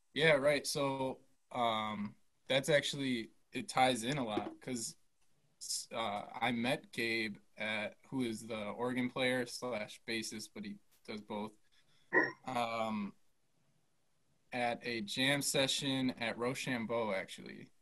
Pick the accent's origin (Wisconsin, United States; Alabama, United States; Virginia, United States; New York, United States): Wisconsin, United States; Milwaukee; born and raised in Milwaukee, and then yeah, went to school here.